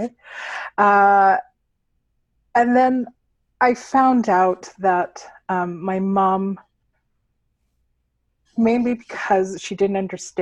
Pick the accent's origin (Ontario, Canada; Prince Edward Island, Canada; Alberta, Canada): Alberta, Canada; There's very few of us here in Alberta. I know growing up, the hardest part about being in theater and in the skin that I'm in as a Filipino was that there were no Filipinos that I could see